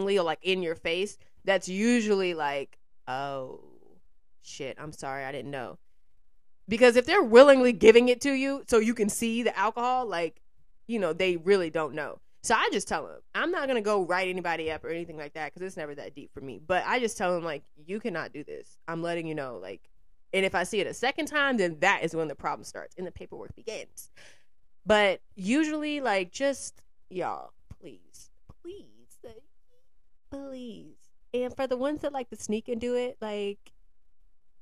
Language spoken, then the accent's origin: English; Georgia, United States; now in New York, United States; Georgia, which is my home state